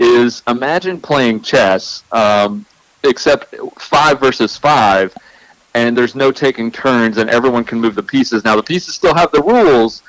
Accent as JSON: {"language": "English", "region": "Arkansas", "country": "United States", "tie": "born or raised there", "moved": "yes", "said": "now that I'm out of Arkansas, it's nice to look back and see my home state"}